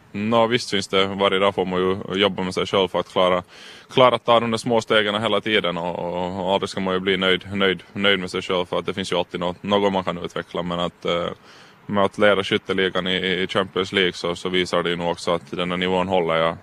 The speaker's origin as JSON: {"language": "Swedish", "town": "Karis", "region": "Uusimaa", "country": "Finland", "tie": "born or raised there", "said": "vi trivs med familjen hemma och får bo hemma i Karis"}